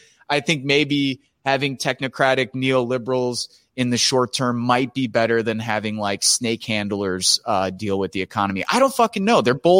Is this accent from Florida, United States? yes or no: no; Chicago, Illinois, United States; I come from a big Italian family, and we're from Chicago